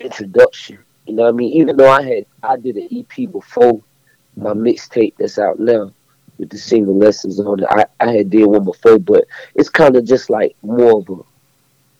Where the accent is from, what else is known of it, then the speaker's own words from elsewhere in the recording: Fayetteville, North Carolina, United States; Fayetteville, North Carolina. Right. That's where I'm from